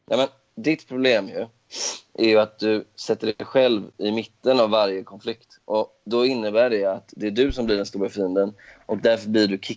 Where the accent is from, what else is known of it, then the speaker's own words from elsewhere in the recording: Skåne, Sweden; accent: Scanian; Ja, men jag är inte Mats mattfockt. Jag är inte från Dalarna.